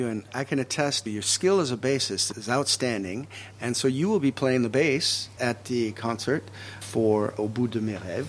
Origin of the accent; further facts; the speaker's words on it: United States; moved away; I, as an outsider, I'm an American.